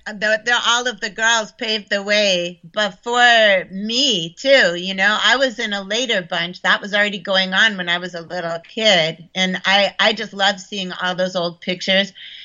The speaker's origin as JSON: {"language": "English", "region": "Connecticut", "country": "United States", "tie": "born or raised there", "also_born_or_lived": "upstate New York", "said": "I when I was really small, I lived in upstate New York on a farm. And then by the time I was nine, I was living in Connecticut, and my mom was teaching at Wesleyan University."}